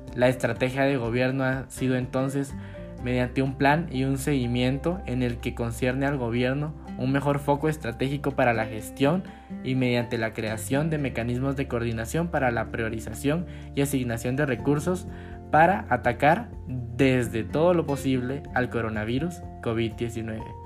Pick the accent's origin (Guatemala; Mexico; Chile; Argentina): Guatemala; como guatemaltecos debemos unirnos